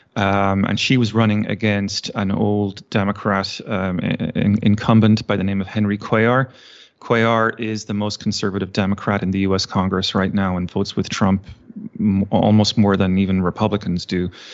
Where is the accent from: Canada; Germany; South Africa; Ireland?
Ireland; moved away as an adult; also born or lived in Virginia, United States / Texas, United States; now in United States; I was born and raised in Ireland and, uh, moved to the States, uh, geez, twenty years ago now